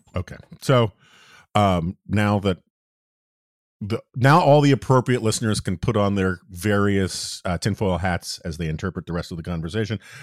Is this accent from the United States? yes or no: yes; New York City, New York, United States; moved away; also born or lived in Washington, D.C.; I grew up in New York City in the seventies